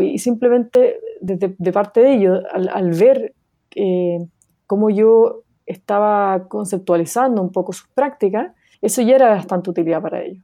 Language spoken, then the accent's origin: Spanish; Chile; moved away as an adult; also born or lived in New York, United States; Nací en Chile, viví toda mi vida en Chile antes de irme a Estados Unidos a estudiar el doctorado en Colombia, en Nueva York